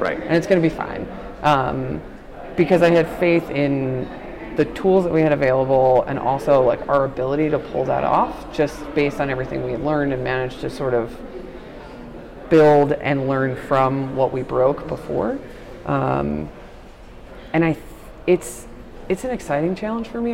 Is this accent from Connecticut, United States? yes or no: no; Nassau County, Long Island, New York, United States; now in Dallas, United States; grew up on the South Shore, Nassau County